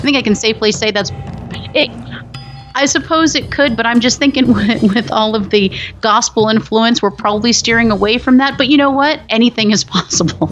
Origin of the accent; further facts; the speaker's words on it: Phoenix, Arizona, United States; I actually am from Phoenix, Arizona